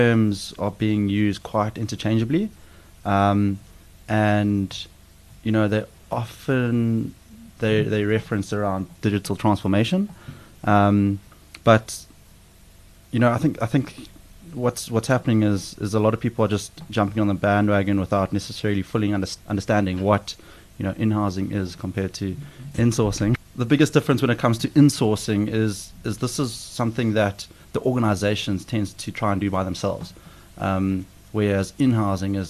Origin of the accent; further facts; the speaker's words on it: South Africa; growing up in South Africa, you have the opportunity to head to the bush quite a bit.